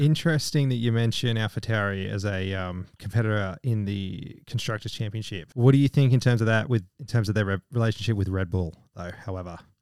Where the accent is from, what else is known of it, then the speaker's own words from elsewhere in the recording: United Kingdom; I'm British